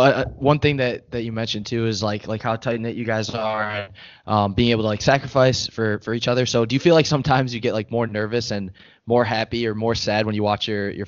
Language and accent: English; Chicago, Illinois, United States; moved away; So I'm from Chicago, not too far from you guys